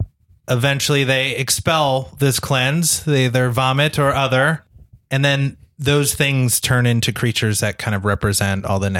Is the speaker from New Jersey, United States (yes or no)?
yes; New Jersey, United States; New Jersey.